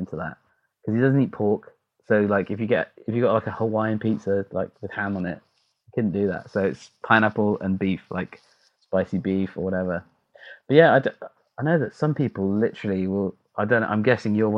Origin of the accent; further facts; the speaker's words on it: United Kingdom; I'm a Brit